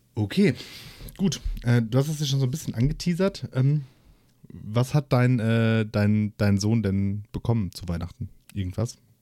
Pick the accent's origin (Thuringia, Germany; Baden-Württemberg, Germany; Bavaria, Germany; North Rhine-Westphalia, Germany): North Rhine-Westphalia, Germany; Essen; ich so als, als Essener Jung